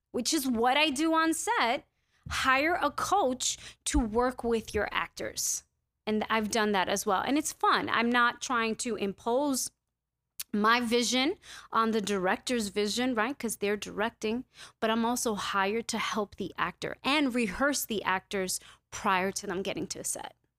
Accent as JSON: {"language": "English", "town": "New York City", "region": "New York", "country": "United States", "said": "I'm a New Yorker through and through"}